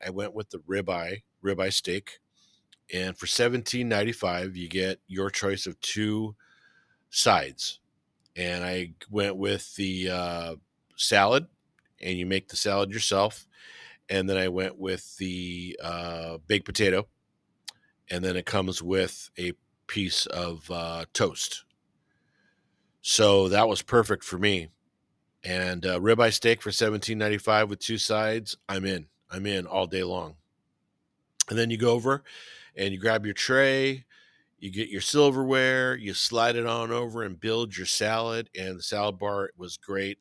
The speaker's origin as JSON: {"language": "English", "town": "Whittier", "region": "California", "country": "United States", "tie": "born or raised there", "said": "I grew up in West Whittier"}